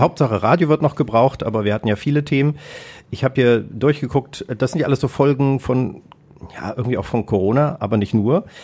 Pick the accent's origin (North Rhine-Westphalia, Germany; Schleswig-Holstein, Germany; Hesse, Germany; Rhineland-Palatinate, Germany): Hesse, Germany; Kassel; moved away; also born or lived in Hannover; ich komme ja aus Kassel ursprünglich